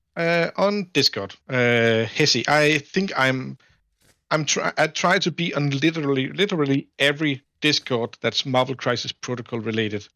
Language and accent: English; Denmark; I'm from Denmark, uh, which is, uh, Northern Europe